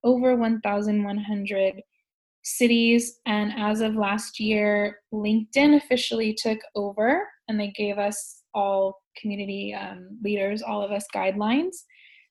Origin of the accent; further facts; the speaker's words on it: Silicon Valley, California, United States; moved away as an adult; now in Shanghai, China; I'm from California, I'm from Silicon Valley